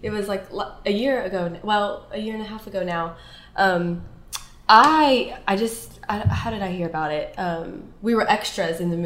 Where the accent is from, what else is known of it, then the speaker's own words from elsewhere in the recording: Pensacola, Florida, United States; I am here born and raised from Pensacola, Florida. I've never lived anywhere else